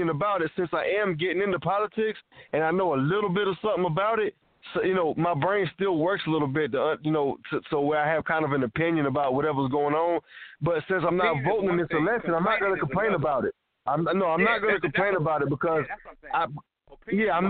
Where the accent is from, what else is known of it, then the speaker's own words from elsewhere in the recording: United States; I'm an American citizen